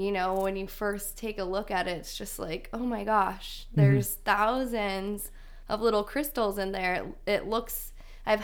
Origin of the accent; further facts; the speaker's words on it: Colorado, United States; now in Arizona, United States; growing up in Colorado